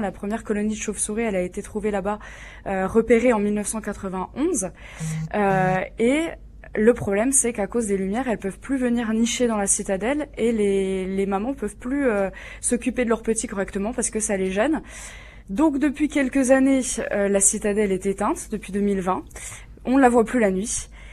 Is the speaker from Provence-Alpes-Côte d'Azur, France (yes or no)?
no; Jura, Bourgogne-Franche-Comté, France; je suis jurassienne d'origine. Euh, moi, je me rappelle quand j'étais petite, on parlait pas du tout de tourisme chez moi.